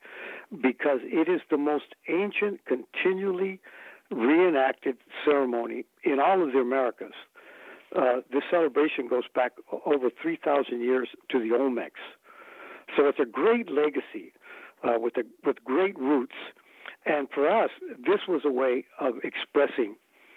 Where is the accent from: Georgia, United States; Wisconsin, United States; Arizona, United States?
Arizona, United States; Mesa; we grew up here in Mesa, Arizona, and very near to the Yaqui community and Akimelatam community